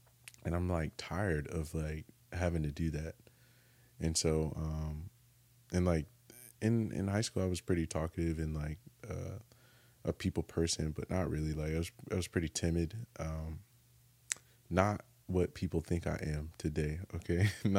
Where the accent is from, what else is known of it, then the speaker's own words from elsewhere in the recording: North Carolina, United States; also born or lived in California / Japan; I was born in California. Okay. Grew up in North Carolina, but was born in California.